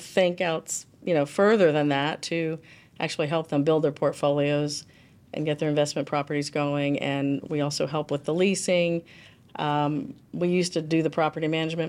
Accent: Florida, United States; also born or lived in Miami / Fort Lauderdale / Tampa; I grew up in Florida. Okay. Originally from Miami, then Fort Lauderdale, and then Tampa.

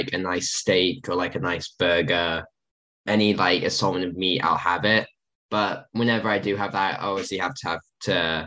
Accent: England, United Kingdom; being English

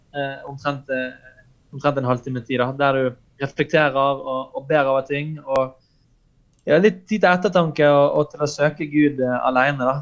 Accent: Norway; vi kristne i Norge i dag

